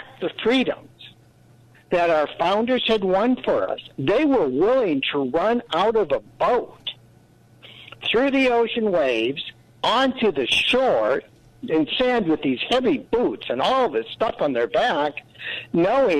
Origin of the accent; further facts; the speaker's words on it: United States; I was born in America, born in the United States